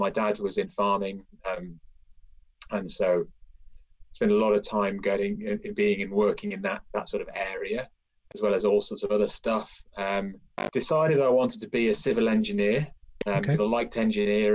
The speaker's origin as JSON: {"language": "English", "country": "United Kingdom", "tie": "born or raised there", "said": "So I grew up in a quite a rural part of the northwest, sort of on the border of North Wales and Cheshire."}